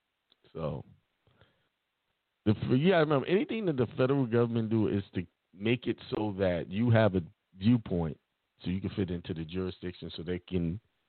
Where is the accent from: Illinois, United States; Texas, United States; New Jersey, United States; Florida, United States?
Florida, United States; also born or lived in Germany; I was born in Germany but lived in Florida all my life.